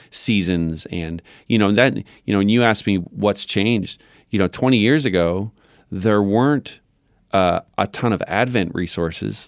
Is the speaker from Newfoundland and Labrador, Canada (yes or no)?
yes; Newfoundland and Labrador, Canada; growing up in Newfoundland